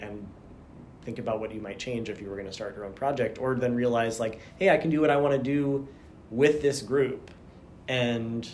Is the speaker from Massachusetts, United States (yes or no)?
yes; Boston, Massachusetts, United States; also born or lived in New Jersey; now in Pittsburgh, United States; I was born in New Jersey. I lived there until I was about 6, and then we moved to Massachusetts, and I lived in suburban Boston area for about 13 years